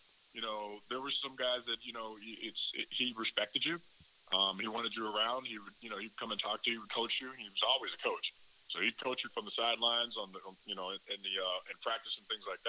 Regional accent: Chicago, Illinois, United States; moved away as an adult; growing up in Chicago and outside of Chicago and being a Bears fan

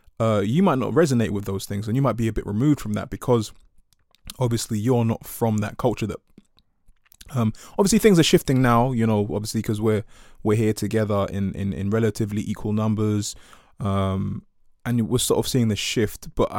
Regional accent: United Kingdom; So when I look at myself, obviously I'm black British, I'm Ghanaian, I'm Ga, I'm Ewe.

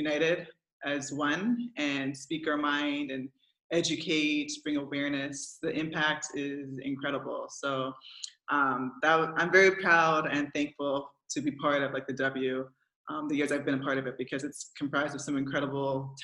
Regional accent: Canada; now in Belgium; I'm a proud Canadian. No matter where I go, my passport always reads Canadian

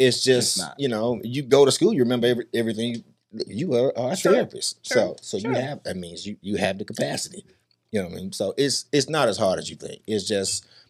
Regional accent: Jackson, Mississippi, United States; moved away; also born or lived in Memphis, Tennessee; I am from Jacktown, Mississippi. Hey. Jackson, Mississippi, born and raised, bred and fed.

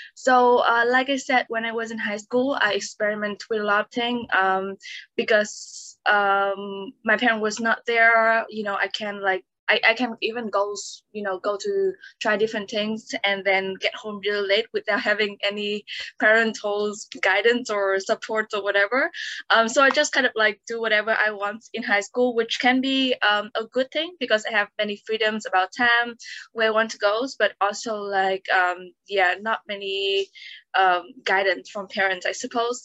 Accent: Vietnam; moved away as an adult; also born or lived in Sweden; now in Hong Kong; I was born in Vietnam

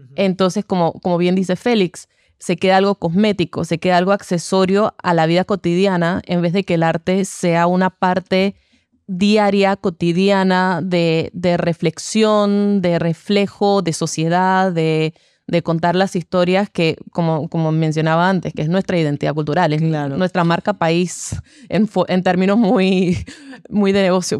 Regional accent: Panama; como artistas panameños

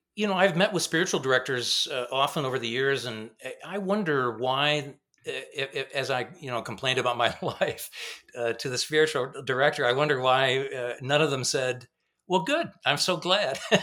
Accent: Grand Rapids, Michigan, United States; also born or lived in Zurich, Switzerland; I grew up in Grand Rapids

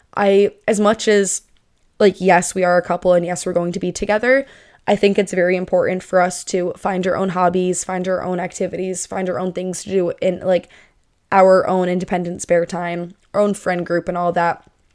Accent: Northeast, United States; I'm moving from the Northeast to the Southwest.

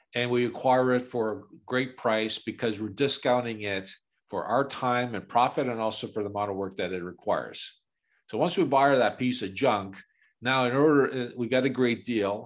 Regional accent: Chicago, Illinois, United States; now in Toronto, Canada; I was born and raised in Chicago

